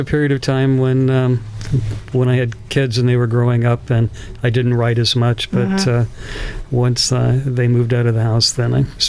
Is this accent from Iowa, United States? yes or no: yes; Iowa, United States; I grew up in Iowa. My mm-hmm. parents had a house in the country